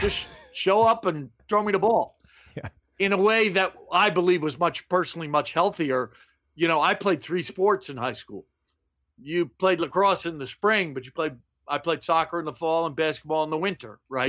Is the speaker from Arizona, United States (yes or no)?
no; Baltimore, Maryland, United States; moved away as an adult; also born or lived in San Fernando Valley; the phrase I heard most growing up in Baltimore was from my mother don't play ball in the house.